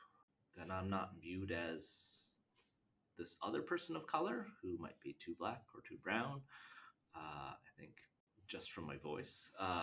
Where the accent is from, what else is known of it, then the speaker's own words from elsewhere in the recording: Canada; accent: Canadian; moved away; also born or lived in Michigan, United States / Pennsylvania, United States / Boston, United States; I grew up in Canada, and when I moved to Michigan, people would comment how I had a Canadian accent